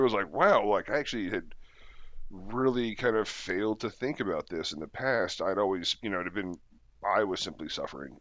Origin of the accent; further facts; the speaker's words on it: United States; as an American